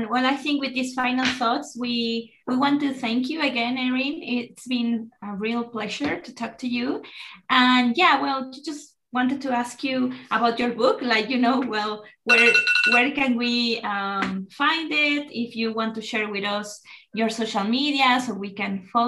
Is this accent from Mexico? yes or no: yes; Mexico; i'm from america so in my case as mexican it's like so you're american i'm yes i'm american because america is a continent